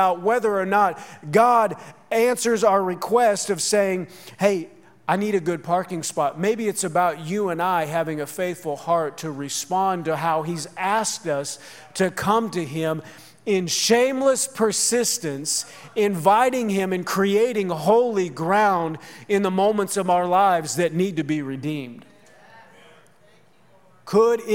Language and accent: English; outside Minneapolis, Minnesota, United States; growing up outside Minneapolis